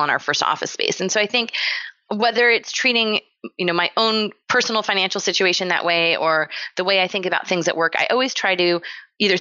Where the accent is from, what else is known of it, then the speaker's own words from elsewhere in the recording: San Diego, California, United States; I grew up in San Diego, California